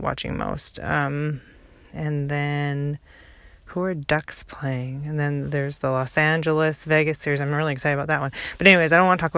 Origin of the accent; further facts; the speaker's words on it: British Columbia, Canada; the guys, you know, we grew up with in British Columbia